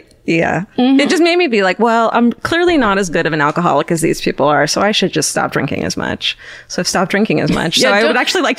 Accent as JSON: {"language": "English", "area": "Orange County", "region": "California", "country": "United States", "said": "it did make me happy to be from fucking blessed all Orange County for the first time in my life."}